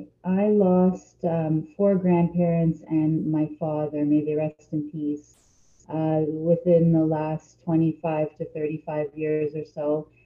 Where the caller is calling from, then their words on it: Toronto, Ontario, Canada; I'm calling in from Toronto and Canada.